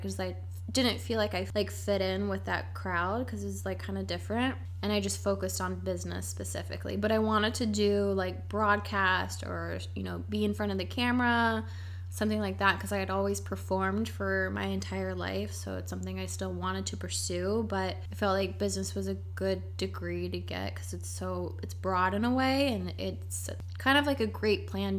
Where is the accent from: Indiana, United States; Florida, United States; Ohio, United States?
Ohio, United States; Columbus; moved away as an adult; also born or lived in New York City; now in Montreal, Canada; I'm originally from Columbus, Ohio, and I moved to Montreal about 4 years ago